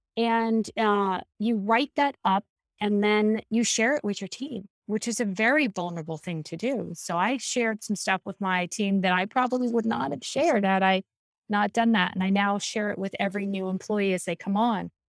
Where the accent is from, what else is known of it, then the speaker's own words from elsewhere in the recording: San Diego, California, United States; also born or lived in Mendocino, California; now in Boston, United States; I grew up in San Diego. and I lived there until I was twelve